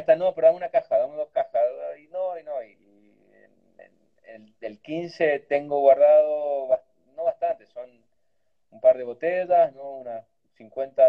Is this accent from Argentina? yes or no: yes; Cafayate, Salta, Argentina; y allí nací en Cafalate, en un pueblito chiquitito, me crié ahí